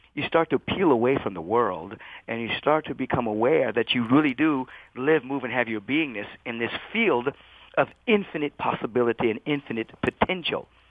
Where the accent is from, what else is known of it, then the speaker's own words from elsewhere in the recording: Los Angeles, California, United States; moved away; also born or lived in Bethesda, Maryland / Washington, D.C.; basically grew up in L.A., went to L.A. high school